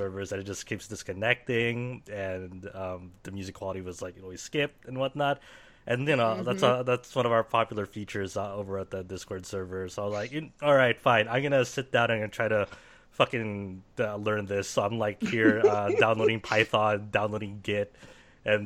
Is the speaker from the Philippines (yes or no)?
yes; Philippines; I'm Filipino as well